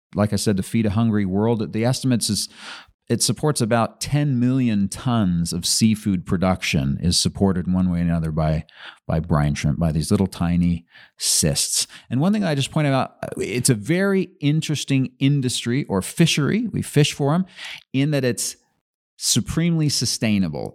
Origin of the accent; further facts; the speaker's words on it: Utah, United States; also born or lived in Brigham City, Utah; I was born in Brigham City and lived around different places. Most of my teenage years were in Utah County